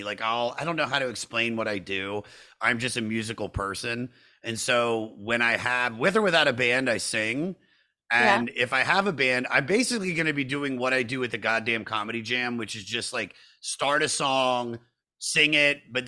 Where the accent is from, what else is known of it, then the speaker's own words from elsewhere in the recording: the South, United States; I'm from the South